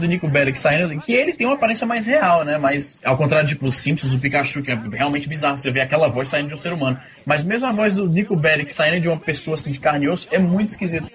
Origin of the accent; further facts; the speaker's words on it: Brazil; A gente cresceu no Brasil